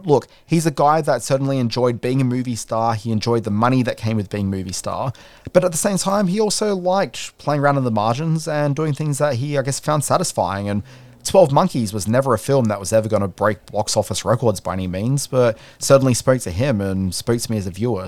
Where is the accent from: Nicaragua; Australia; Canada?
Australia; we're Australians